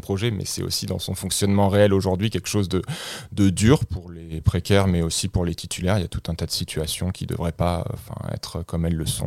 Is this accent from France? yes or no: yes; France; moved away as an adult; now in Liège, Belgium; je, suis de nationalité française. J'ai grandi en France et j'ai fait mes études en France